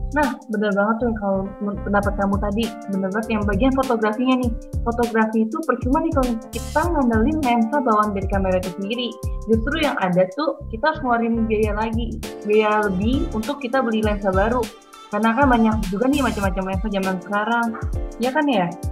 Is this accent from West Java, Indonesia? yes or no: no; Jakarta, Indonesia; aku dari Jakarta